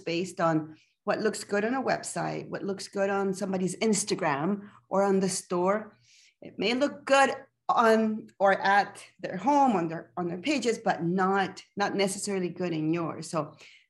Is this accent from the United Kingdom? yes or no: no; Panama; now in Calgary, Canada; I am originally from Panama